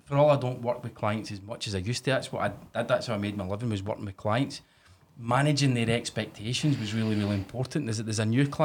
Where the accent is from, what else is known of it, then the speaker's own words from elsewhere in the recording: Scotland, United Kingdom; Whereas us in Scotland